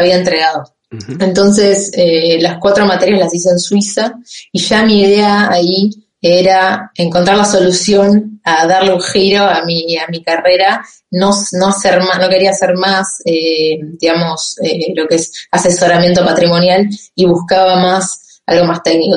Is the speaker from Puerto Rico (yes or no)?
no; Campana, Buenos Aires Province, Argentina; moved away as an adult; now in France; soy de Campana, que es provincia de Buenos Aires 80 kilómetros de la capital federal.